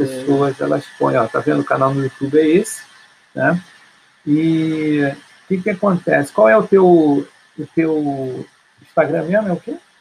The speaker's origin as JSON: {"language": "Portuguese", "country": "Brazil", "said": "a gente é, brasileiro"}